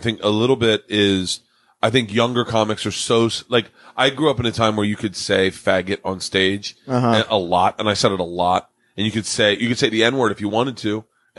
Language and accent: English; the South, United States; I love T.I. because I came from the South.